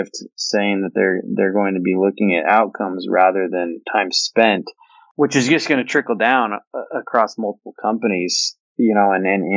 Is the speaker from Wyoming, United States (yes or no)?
no; Washington, United States; now in Austin, United States; I grew up in Washington, where that was kind of the norm in the winter, but moving to Austin